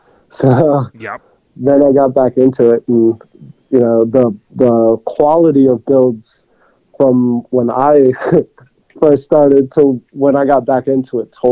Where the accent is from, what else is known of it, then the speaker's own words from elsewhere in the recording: Hollywood, Florida, United States; I grew up in South Florida in Hollywood